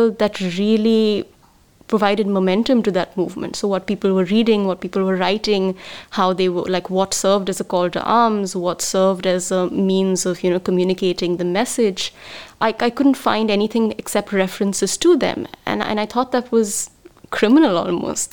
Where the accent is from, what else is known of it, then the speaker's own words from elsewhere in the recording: Mumbai, Maharashtra, India; moved away; I grew up in Bombay